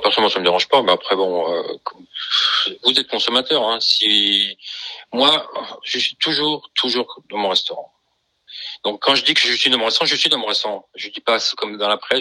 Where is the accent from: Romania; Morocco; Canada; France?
France; Colmar, Grand Est; moved away as an adult; also born or lived in New York; j'ai envie de revenir à Sur-Colmar, donc euh, ma ville natale